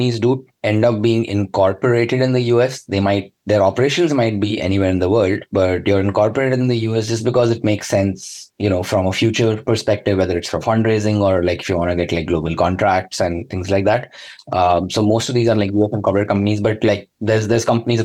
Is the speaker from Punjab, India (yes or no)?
no; Hyderabad, Telangana, India; moved away as an adult; also born or lived in Kashmir / Bangalore; now in London, United Kingdom; I grew up in Hyderabad. So even though I'm from Kashmir originally, which is the northernmost state, because I did all my schooling, my Telugu is better than my Kashmiri